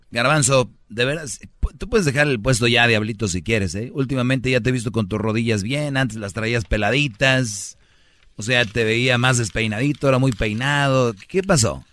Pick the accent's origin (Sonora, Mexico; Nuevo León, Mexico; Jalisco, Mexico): Nuevo León, Mexico; Monterrey; como buen regio